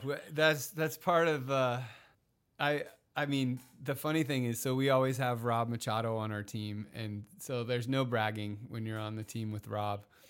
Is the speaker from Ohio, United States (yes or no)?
no; Encinitas, California, United States; My hometown of Encinitas, Cardiff